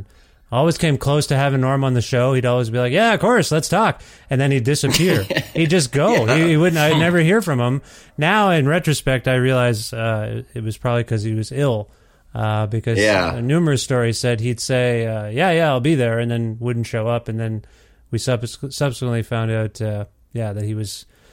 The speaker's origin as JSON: {"language": "English", "town": "Kitchener", "region": "Ontario", "country": "Canada", "tie": "born or raised there", "said": "I was born in Kitchener, Ontario"}